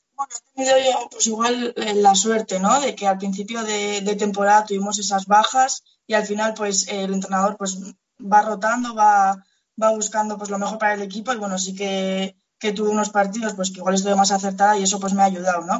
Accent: Pamplona, Navarre, Spain; now in Lezama, Spain; yo soy de Pamplona

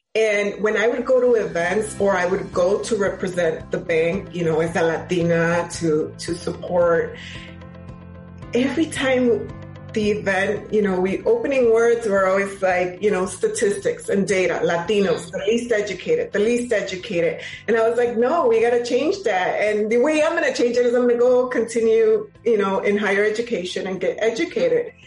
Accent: Chicago, Illinois, United States; I was born and raised in Chicago. I am a product of CPS, of Chicago Public Schools.

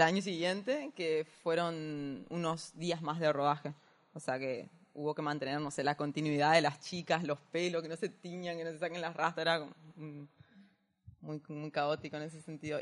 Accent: Corrientes, Argentina; yo soy de Corrientes

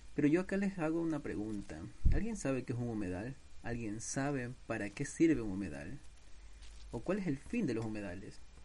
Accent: Ecuador; mi país Ecuador

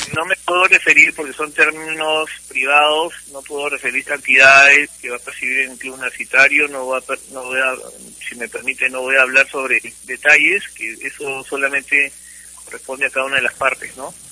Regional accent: Cusco, Peru; now in Lima, Peru; soy cusqueño de nacimiento, vivo en Lima hace 46 años, pero yo nací en Cusco.

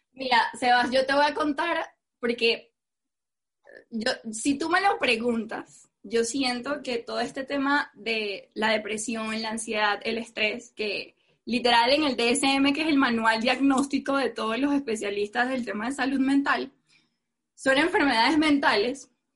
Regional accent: Venezuela; soy venezolana, que soy mujer, que soy morena

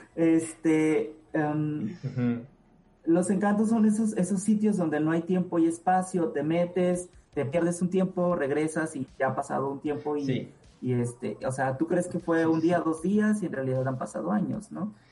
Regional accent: Oaxaca, Mexico; en Oaxaca, eh, de donde yo soy

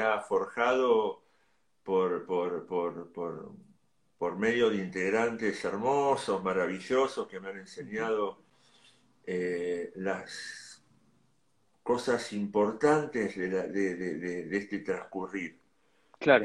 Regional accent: Ciudad Evita, Buenos Aires Province, Argentina; yo soy de Ciudad de Vita.

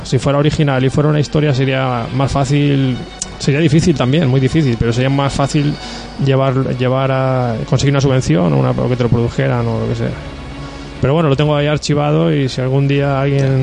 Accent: Agost, Valencian Community, Spain; soy de agosto

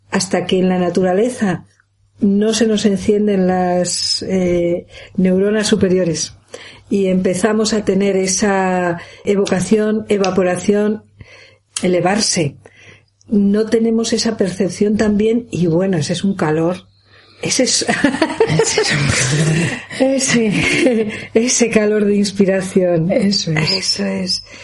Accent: Castile and León, Spain; especialmente en Asturias y en y en la montaña de León, en la zona de mi pueblo, yendo hacia Bavia

